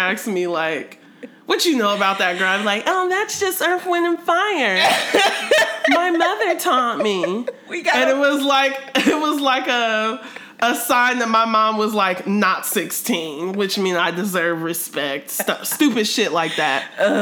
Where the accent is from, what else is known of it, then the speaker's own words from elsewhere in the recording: Ohio, United States; I'm from Ohio.